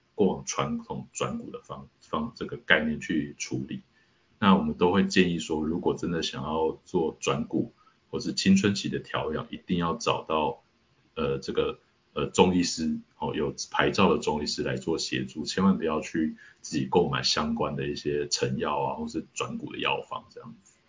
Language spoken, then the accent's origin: Chinese; Taiwan; 其实整体的我们台湾人